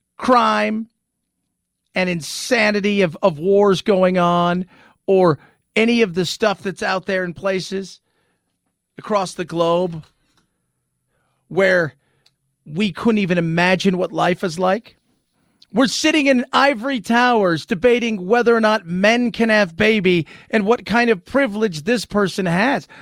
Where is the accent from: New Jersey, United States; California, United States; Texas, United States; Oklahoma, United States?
California, United States; Southern; I was born in Southern California